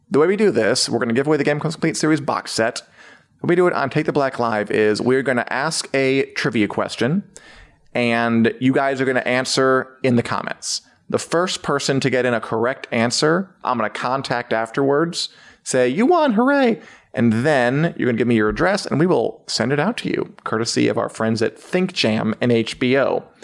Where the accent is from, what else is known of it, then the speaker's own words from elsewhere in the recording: New Zealand; I'm just here being Kiwi.